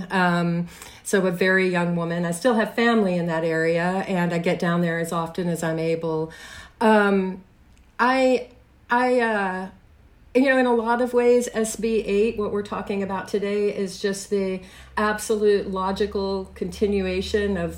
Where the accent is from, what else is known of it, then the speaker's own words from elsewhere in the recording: Odessa, Texas, United States; now in Chicago, United States; my street address where I grew up in Odessa.